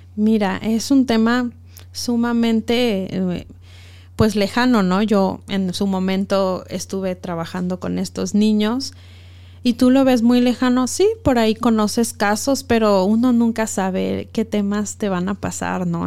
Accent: Mexico; moved away as an adult; also born or lived in Ecuador; Yo soy mexicana, soy activista de los derechos humanos

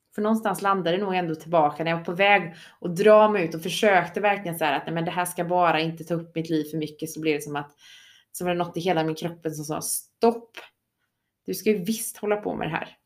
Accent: Sweden; vi svenskar

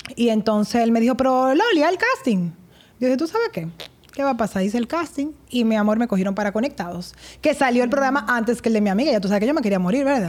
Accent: Santo Domingo, Distrito Nacional, Dominican Republic; Nací aquí en Santo Domingo

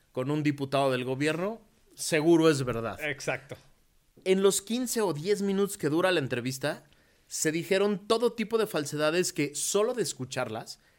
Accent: Mexico; no, a ver, soy mexicano, 100%

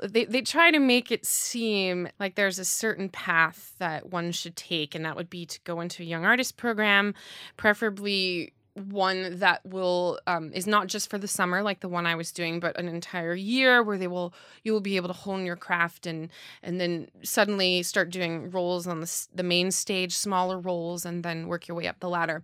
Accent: New Jersey, United States; also born or lived in New York; I'm from New Jersey, but I don't live in the town where I grew up

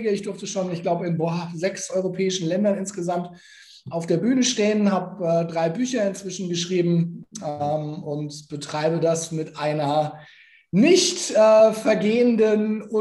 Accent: Nuremberg, Bavaria, Germany; Also ich äh, bin geborener Nürnberger.

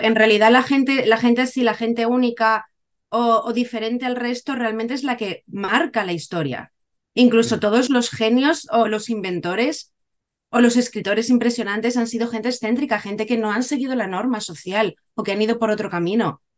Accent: Cádiz, Andalusia, Spain; moved away as an adult; also born or lived in Málaga / Valencia; now in Japan; soy de Cádiz, He vivido en Cádiz, Málaga, Valencia, ahora vivo en Japón desde hace nueve años

